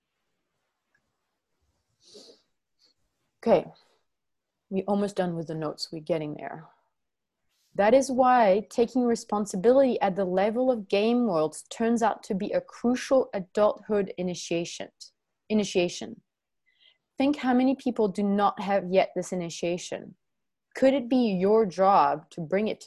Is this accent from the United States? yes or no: no; France; moved away; also born or lived in New Zealand; I do have a passport from France